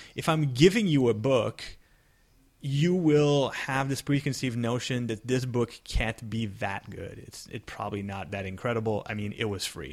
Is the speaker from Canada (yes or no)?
yes; Canada; I'm Canadian